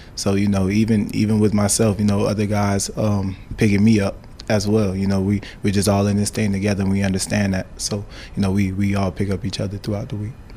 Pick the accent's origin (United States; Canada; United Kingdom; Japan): United States; Miami, Florida; now in Nebraska, United States; we're from Miami